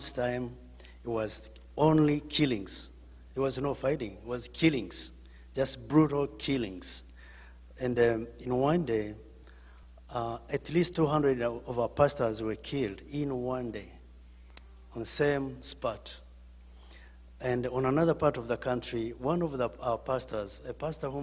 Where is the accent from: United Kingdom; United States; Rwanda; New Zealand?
Rwanda; moved away; I'm from Rwanda